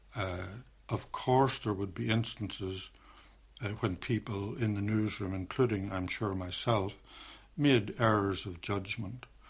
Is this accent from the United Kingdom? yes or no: yes; Derry, Northern Ireland, United Kingdom; moved away; I'm from Derry